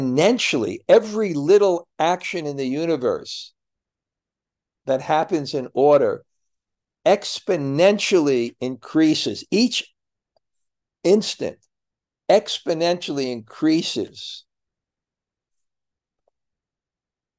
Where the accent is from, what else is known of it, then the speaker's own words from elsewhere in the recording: United States; moved away; I'm American